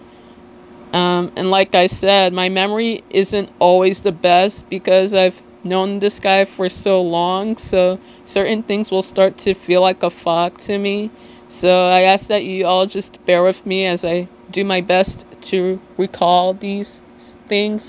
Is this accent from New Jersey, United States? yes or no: yes; Little Ferry, New Jersey, United States; I'm from Little Ferry, New Jersey, which, if you're not familiar with, it's in Bergen County, the neighboring town between Hackensack and Teaneck